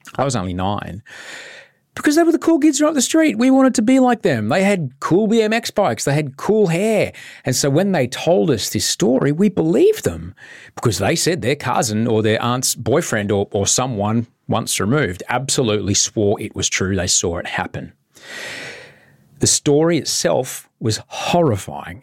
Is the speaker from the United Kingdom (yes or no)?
no; Brisbane, Queensland, Australia; I grew up in Brisbane, and growing up there